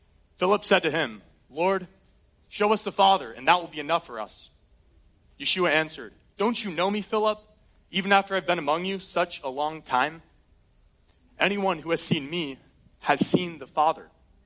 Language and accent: English; Colorado, United States; born there; I was born in Colorado. I love it. We get to do some road trips there growing up